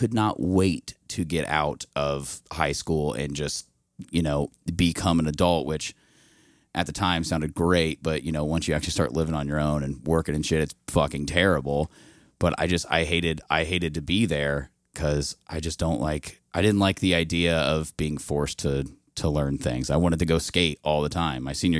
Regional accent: Indianapolis, Indiana, United States; Yes, I'm from the west side of Indianapolis. I went to high school. I went to Ben Davis.

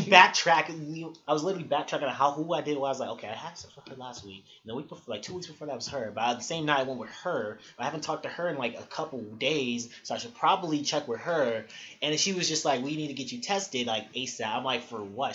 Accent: Chicago, Illinois, United States; I'm from Chicago, y'all. I'm from Chicago, West Side, born and raised

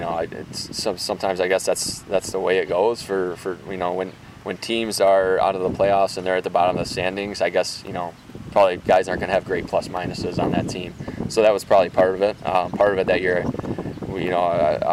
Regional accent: Detroit, Michigan, United States; coming here to obviously be in my hometown

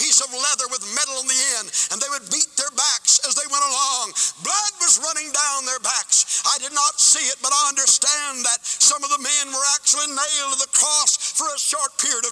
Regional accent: United States; I'm an American

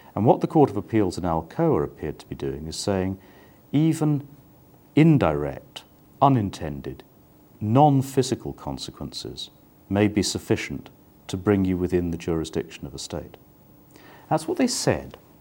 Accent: United Kingdom; now in The Hague, Netherlands; I am British

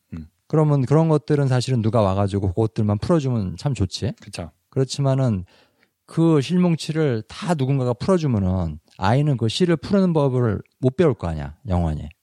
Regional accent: South Korea; first language Korean; moved away; 나도 사실은 한국 사람인 나도

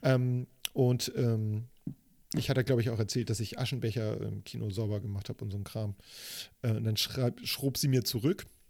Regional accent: Hamburg, Germany; Ich bin ja in Eppendorf groß geworden

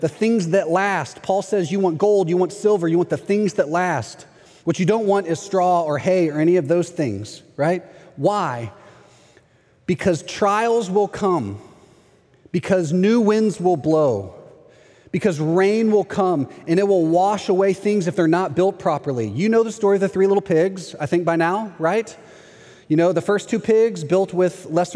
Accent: Texas, United States; moved away as an adult; now in Orlando, United States; I'm from Texas

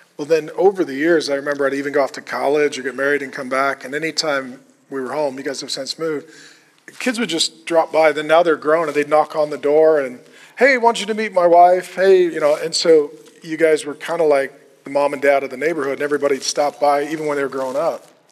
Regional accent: Minnesota, United States; That was the homestead I was brought to when I was born

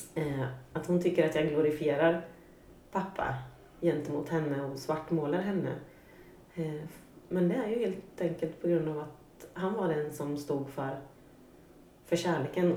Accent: Norrköping, Östergötland, Sweden; jag kommer från eh, Norrköping, en mm. medelstor svensk stad. Uppvuxen med en eh, mamma och pappa i ett litet radhus

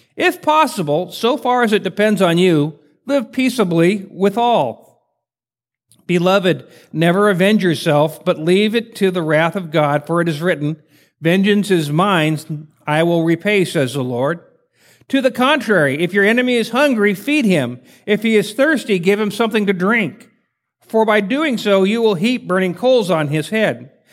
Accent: Spokane, Washington, United States; moved away as an adult; also born or lived in Portland, Oregon / Fort Hood, Texas; I'm from Spokane, Washington. Some people know where that is. It's way, you go to California, take a right head north, and you'll get there eventually. Uh, I was born and raised there

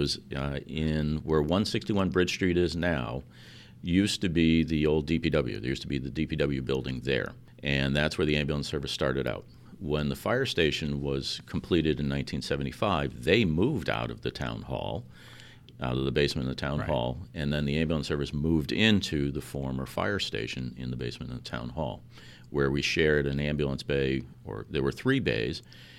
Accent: New York, United States; now in Milford, United States; Originally, no. I'm from New York, and I'm a transplant from Chelmsford, New Hampshire, back in 1973.

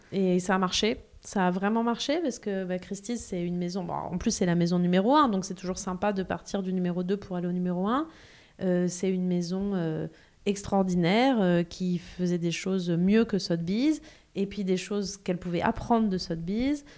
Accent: Aix-en-Provence, Provence-Alpes-Côte d'Azur, France; j'ai grandi en province, à Aix-en-Provence

